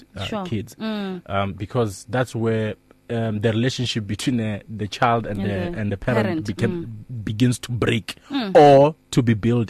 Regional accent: Hazyview, Mpumalanga, South Africa; born or raised there; moved away as an adult; also born or lived in Lephalale, Limpopo; now in Pretoria, South Africa

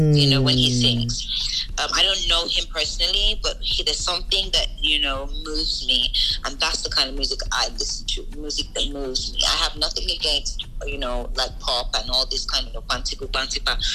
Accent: United Kingdom; moved away; also born or lived in Nigeria; I'm from the UK originally

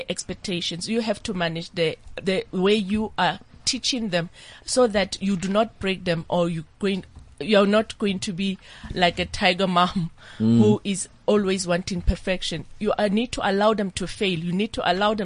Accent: Lesotho; At the age of 8, I was growing up in Lesotho, in the rural village

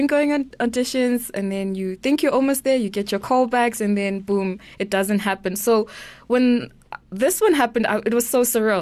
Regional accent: Eswatini; I'm from Swaziland

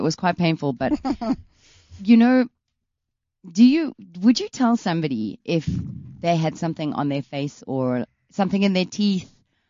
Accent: England, United Kingdom; moved away; And we're from England.

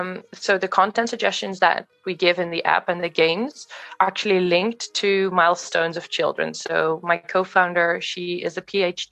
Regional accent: Netherlands; moved away; also born or lived in Australia / London / Kenya / America; I'm originally from the Netherlands, but I've lived abroad in many countries. So in Australia, in London, in Kenya, in America.

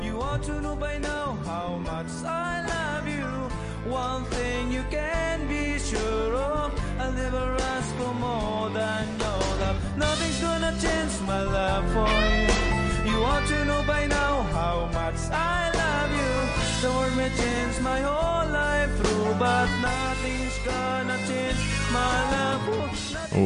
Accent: South Africa; as a South African

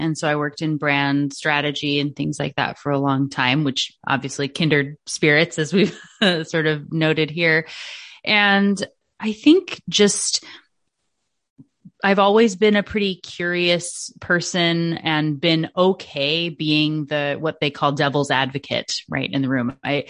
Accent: Washington, United States; also born or lived in Alaska; In Washington State. So I'm originally from Alaska.

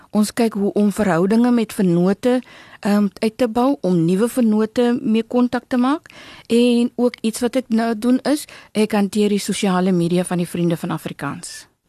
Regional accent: Walvis Bay, Erongo, Namibia; now in Stellenbosch, South Africa; My hart sal altyd in Namibia bly. Altyd in Walvis Bay bly. Ehm um, in Narwal, my my om my ehm um, woonbuurt waar ek vandaan kom

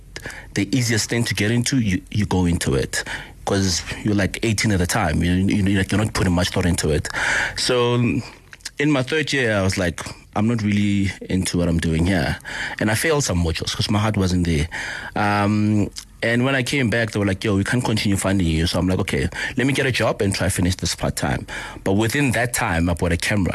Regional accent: Polokwane, Limpopo, South Africa; also born or lived in Alexandra, Johannesburg; I was born in Alex, but I was bred in Polokwane

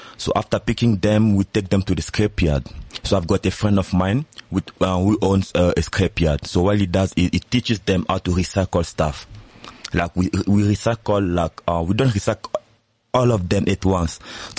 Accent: DR Congo; now in South Africa; As you said, I'm from the Congo. I've been here in SA for 4 years now.

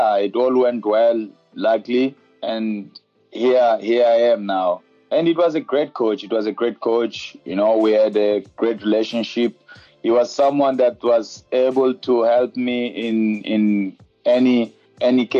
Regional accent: Xai-Xai, Gaza Province, Mozambique; moved away as an adult; also born or lived in Maputo, Mozambique / Portugal; now in Cape Town, South Africa; when I was playing for Desportivo of Taven in my hometown, Shai Shai

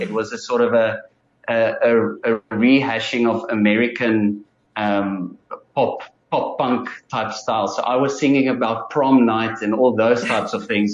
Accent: Bloemfontein, Free State, South Africa; now in Cape Town, South Africa; born and bred in uh, Free State, um, so not too far away from Gauteng. And then I grew up in Bloemfontein. Most of my school career was in Bloemfontein

